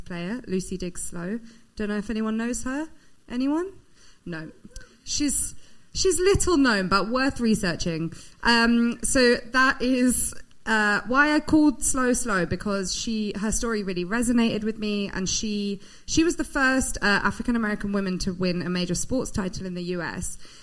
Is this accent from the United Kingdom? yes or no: yes; United Kingdom; I'm British